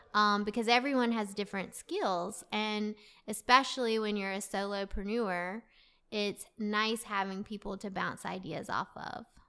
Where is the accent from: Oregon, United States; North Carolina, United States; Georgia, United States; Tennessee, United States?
North Carolina, United States; Clayton; also born or lived in Raleigh, North Carolina; I really grew up in Clayton.